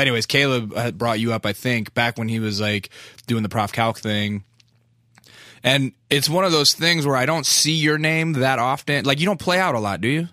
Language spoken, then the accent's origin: English; Alaska, United States; I'm from Alaska